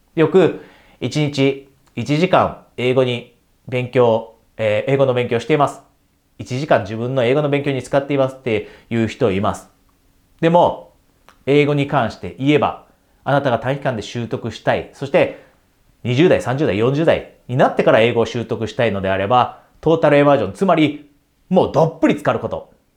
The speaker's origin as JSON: {"language": "Japanese", "country": "Japan", "tie": "born or raised there", "said": "ピュアに100%私は日本人です。で、日本で大学まで出ました"}